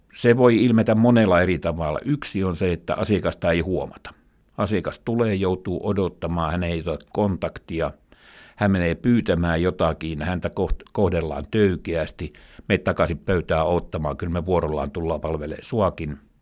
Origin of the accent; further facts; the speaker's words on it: Imatra, South Karelia, Finland; moved away as an adult; Mä olen eteläkarjalainen, asunut Imatralla lapsuuteni ja niin kuin nytkin, eli paluumuuttaja.